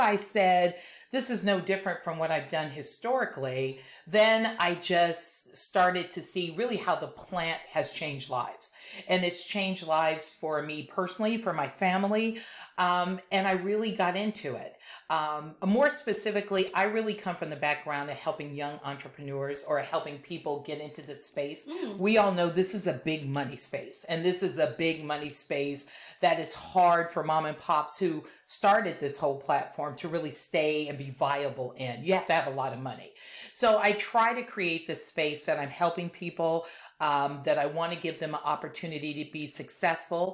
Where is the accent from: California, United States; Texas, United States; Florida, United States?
California, United States; Compton; I'm originally from Los Angeles, from Compton more specifically